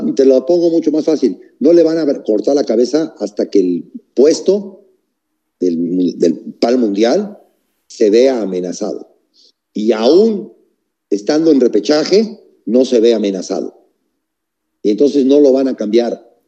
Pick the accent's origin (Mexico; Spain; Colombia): Mexico